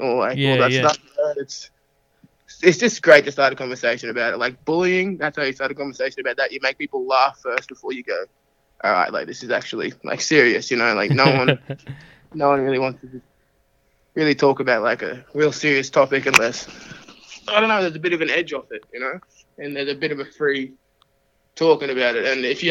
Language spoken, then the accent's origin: English; Australia; also born or lived in United States; being from the States as well, but being raised in Aussie